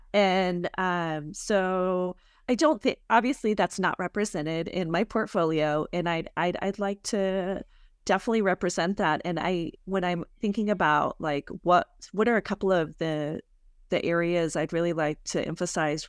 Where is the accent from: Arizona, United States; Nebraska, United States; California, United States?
Arizona, United States; I'm from Arizona, I live here